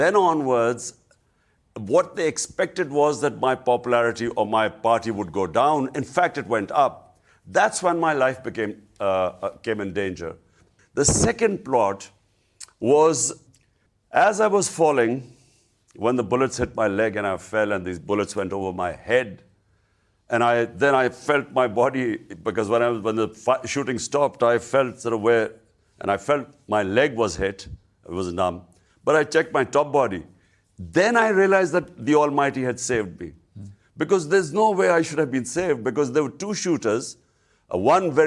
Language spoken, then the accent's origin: English; Pakistan; as a Pakistani